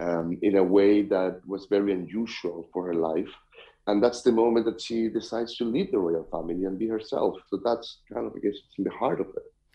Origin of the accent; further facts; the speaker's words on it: Chile; I am from Chile myself